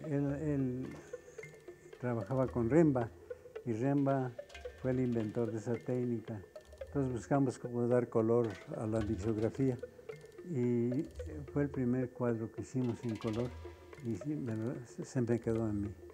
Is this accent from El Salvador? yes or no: no; Mexico; Soy de origen japonés, pero soy mexicano